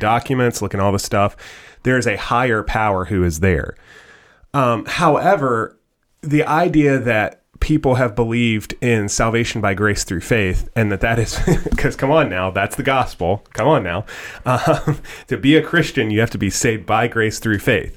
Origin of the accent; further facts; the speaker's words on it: United States; I was born in the good old U S of A, and I'm thankful that I'm an American